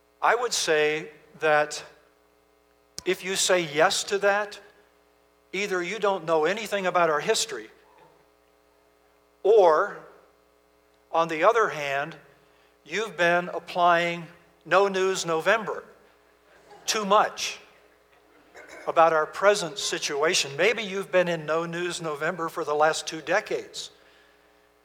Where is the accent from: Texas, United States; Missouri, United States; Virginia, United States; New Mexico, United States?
Virginia, United States; moved away; We're from Virginia originally.